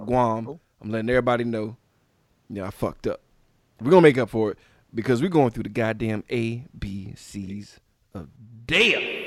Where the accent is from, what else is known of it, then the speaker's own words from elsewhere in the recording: Louisiana, United States; Louisiana. That's my home state